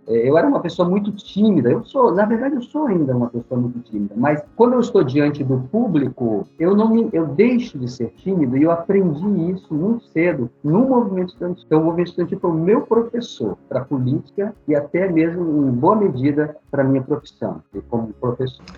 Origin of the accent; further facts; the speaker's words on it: Manaus, Amazonas, Brazil; moved away as an adult; now in Vitória, Brazil; sou nascido em Manaus, capital do Amazonas, onde eu comecei a lecionar em, ainda em 1988. Vim para cá, para Vitória, em 1995